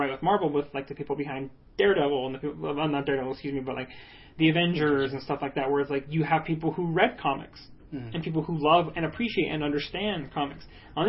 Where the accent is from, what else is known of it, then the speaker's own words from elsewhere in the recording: El Paso, Texas, United States; I was born in El Paso.